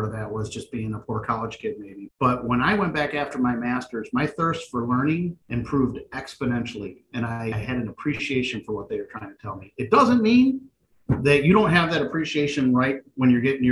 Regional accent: Michigan, United States; I'm from Michigan, born and raised

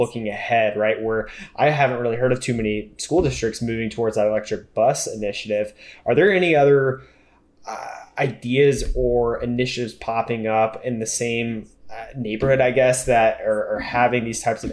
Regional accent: Florida, United States; I'm from Florida

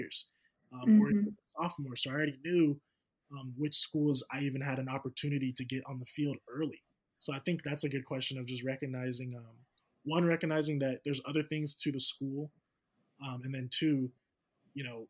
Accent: Sacramento, California, United States; I'm from the Sacramento area

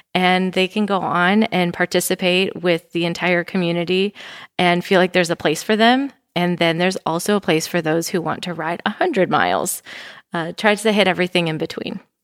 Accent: Wisconsin, United States; now in Bentonville, United States; I am from Wisconsin

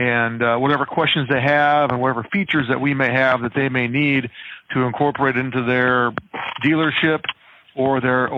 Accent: Mount Vernon, Iowa, United States; I'm from Mount Vernon, Iowa.

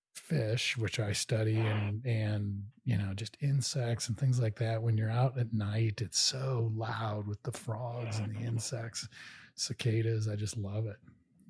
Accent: Kansas City, Missouri, United States; moved away; I grew up in Kansas City, Missouri, and love the Ozarks.

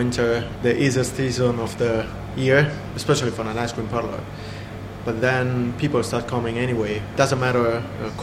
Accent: Sicily, Italy; moved away as an adult; now in Portobello, United Kingdom; I was born in Sicily

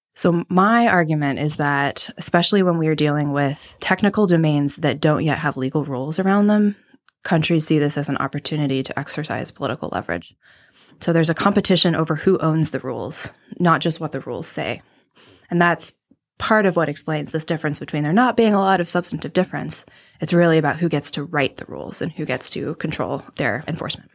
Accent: Midwest, United States; I'm from the Midwest

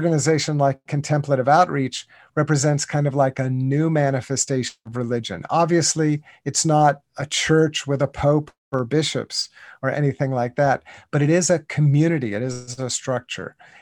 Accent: United States; I grew up in the United States, in North America, and even in my childhood, back in the 1960s and 1970s

